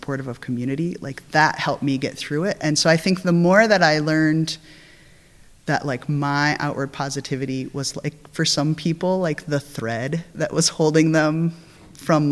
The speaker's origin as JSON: {"language": "English", "region": "South Dakota", "country": "United States", "tie": "born or raised there", "moved": "yes", "lives_now": "San Francisco, United States", "said": "growing up in South Dakota"}